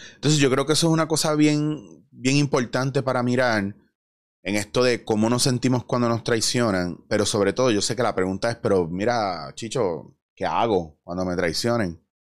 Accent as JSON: {"language": "Spanish", "country": "Puerto Rico", "said": "nosotros como puertorriqueños"}